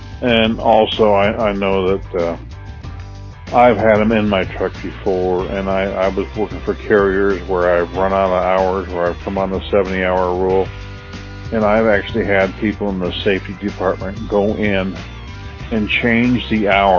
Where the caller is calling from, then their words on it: Lamar, Missouri, United States; I'm calling from Lamar, Missouri. I've been a truck driver for 45 years